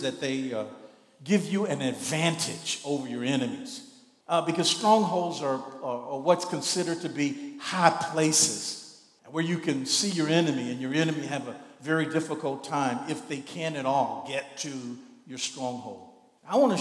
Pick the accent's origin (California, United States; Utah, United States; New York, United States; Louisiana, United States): Louisiana, United States; Shreveport; I grew up in Shreveport